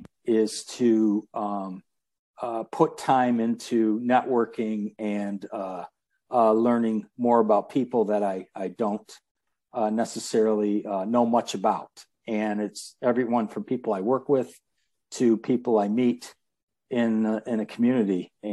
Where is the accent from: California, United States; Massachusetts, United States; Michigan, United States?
Michigan, United States; Detroit; born there; I was born in Detroit